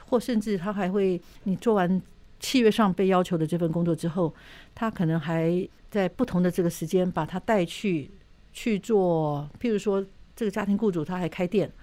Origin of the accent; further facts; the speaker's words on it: Taiwan; 我们台湾人